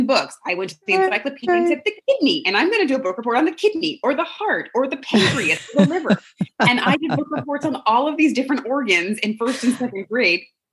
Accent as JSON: {"language": "English", "area": "South Bay, Bay Area", "region": "California", "country": "United States", "tie": "born or raised there", "said": "I'm from the Bay Area, born and raised in the South Bay"}